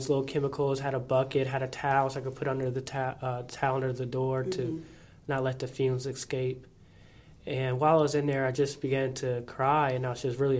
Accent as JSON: {"language": "English", "town": "Fort Wayne", "region": "Indiana", "country": "United States", "tie": "born or raised there", "also_born_or_lived": "Bloomington, Indiana", "said": "growing up in Fort Wayne, I come from a Christian background."}